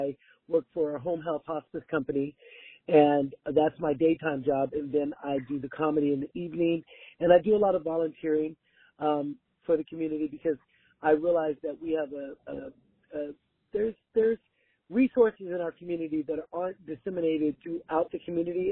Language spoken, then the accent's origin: English; Oxnard, California, United States; I was born and raised in Oxnard